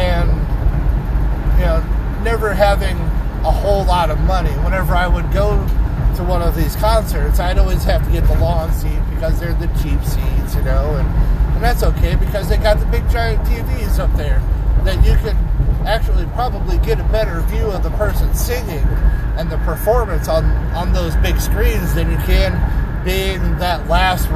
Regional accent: St. Louis, Missouri, United States; moved away; I'm from St. Louis

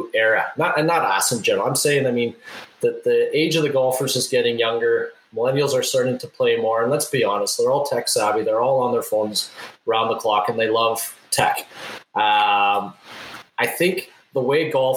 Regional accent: Winnipeg, Manitoba, Canada; my hometown of Winnipeg, Manitoba

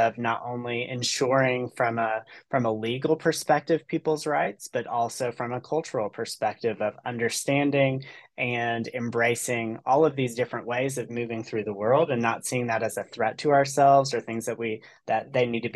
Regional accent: Chattanooga, Tennessee, United States; moved away; So I originally am from the Chattanooga, Tennessee area. I grew up on Lookout Mountain.

